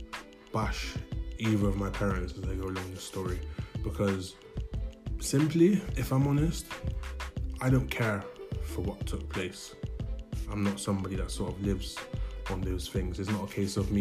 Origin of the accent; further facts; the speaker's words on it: Bristol, South West England, United Kingdom; I was born in Bristol, 1994